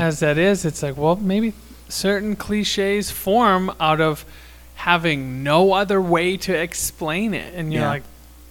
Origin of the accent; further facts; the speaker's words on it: Saskatchewan, Canada; I was from Saskatchewan.